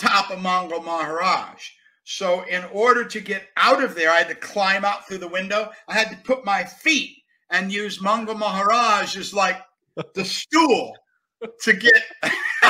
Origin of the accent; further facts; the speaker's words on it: Buffalo, New York, United States; moved away; I'm from Buffalo, New York.